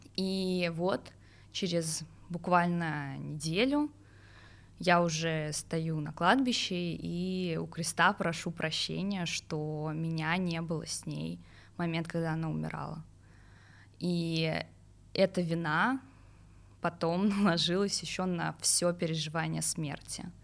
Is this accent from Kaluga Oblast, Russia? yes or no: no; Pavlovsky Posad, Moscow Oblast, Russia; я выросла в Палском Посаде, это 70 километров а, от столицы